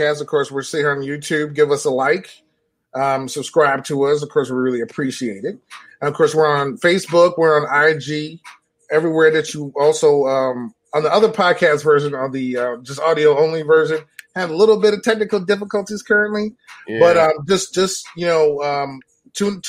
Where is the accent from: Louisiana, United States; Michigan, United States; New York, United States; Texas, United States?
New York, United States; I'm from New York